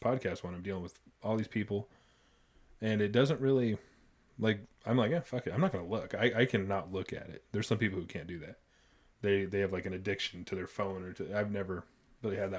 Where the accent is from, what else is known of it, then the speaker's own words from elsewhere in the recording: Idaho, United States; we grew up here in Idaho